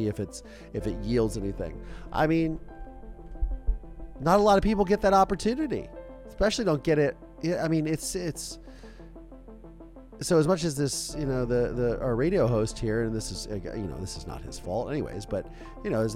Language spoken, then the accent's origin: English; Ohio, United States; we're all from Ohio in the Midwest